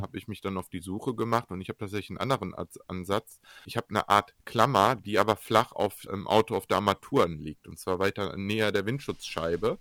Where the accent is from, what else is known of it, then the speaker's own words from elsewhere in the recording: Germany; bei uns in Deutschland